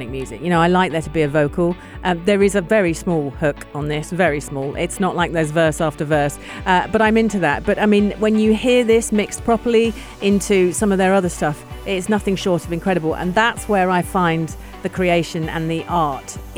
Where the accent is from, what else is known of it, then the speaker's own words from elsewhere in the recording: United Kingdom; as a Brit